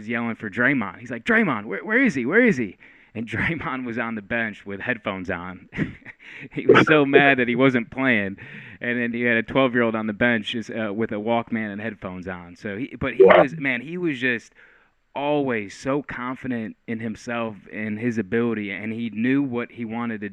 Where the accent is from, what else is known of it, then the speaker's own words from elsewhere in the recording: Frankenmuth, Michigan, United States; I grew up in Frankenmuth, just outside of Saginaw.